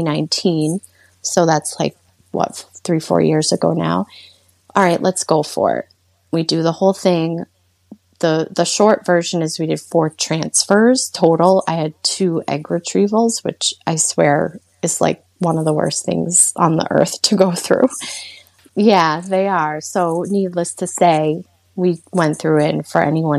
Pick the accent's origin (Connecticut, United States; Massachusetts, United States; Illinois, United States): Massachusetts, United States; Worcester; I'm from the Worcester, Massachusetts area